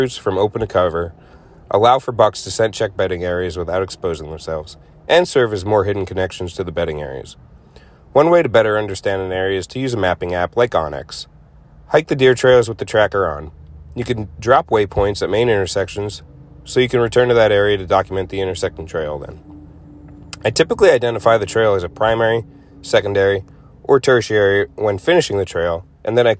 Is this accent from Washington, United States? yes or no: no; Northeastern Pennsylvania, United States; I'm from Northeastern Pennsylvania